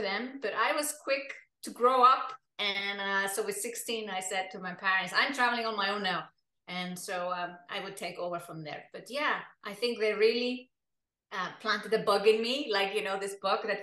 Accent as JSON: {"language": "English", "country": "Iceland", "also_born_or_lived": "Germany / United Kingdom", "moved": "as an adult", "lives_now": "Switzerland", "said": "I come from Iceland, and Iceland is an island in the North Atlantic Ocean"}